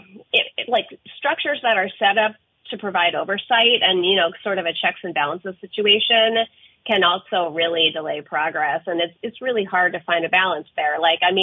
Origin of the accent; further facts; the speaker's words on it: New York, United States; now in Vermont, United States; being from New York